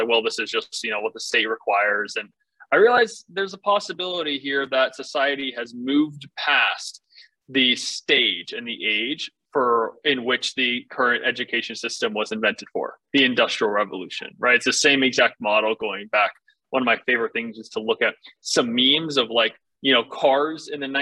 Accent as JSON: {"language": "English", "region": "Northern Virginia", "country": "United States", "tie": "born or raised there", "said": "I grew up in Northern Virginia on a farm"}